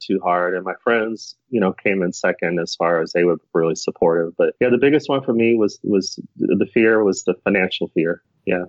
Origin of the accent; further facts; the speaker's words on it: Arizona, United States; moved away as an adult; I'm from the West Coast, from Arizona originally